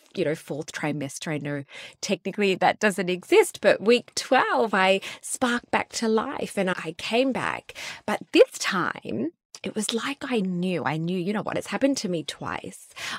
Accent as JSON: {"language": "English", "town": "Sydney", "region": "New South Wales", "country": "Australia", "said": "So we are from Sydney, but we moved to the Gold Coast, to Cairns, to Perth, setting up our businesses."}